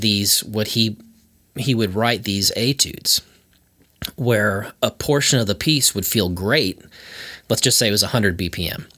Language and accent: English; Antioch, Illinois, United States; moved away as an adult; also born or lived in Boston; now in Nashville, United States; I grew up like 45 minutes north of Chicago